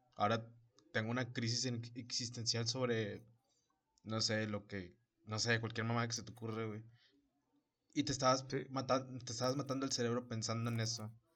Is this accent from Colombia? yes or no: no; Mexico; somos mexicanos